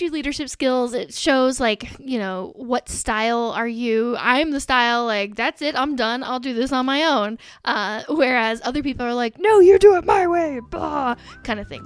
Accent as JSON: {"language": "English", "region": "Indiana", "country": "United States", "said": "I'm from Indiana"}